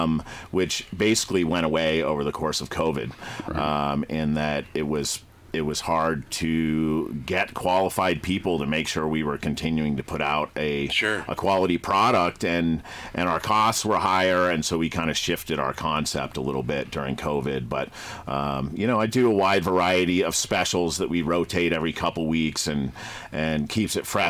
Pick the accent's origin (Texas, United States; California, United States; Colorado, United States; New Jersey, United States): Colorado, United States; Boulder; I grew up in Boulder